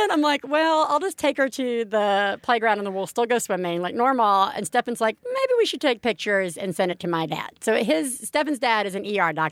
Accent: New York, United States; you know, as a New Yorker, as a former New Yorker, I'm like, please fucking don't be bed bugs.

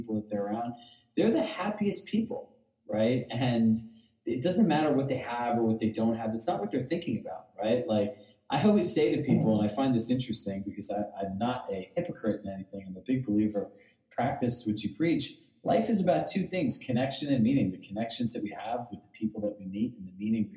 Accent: Larchmont, New York, United States; moved away as an adult; also born or lived in Westchester; now in Westport, United States; I grew up in Larchmont

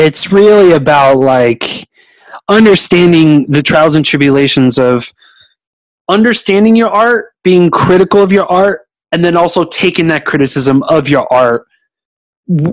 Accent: Pleasanton, California, United States; moved away as an adult; now in Austin, United States; I was originally born in a little town called Pleasanton, California, and which is like about 20 minutes east from Castro Valley, and lived there for a whole bunch of years

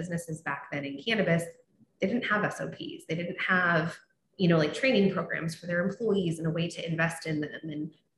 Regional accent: Seattle, Washington, United States; I grew up in Seattle, my middle school and high school and some of my college years

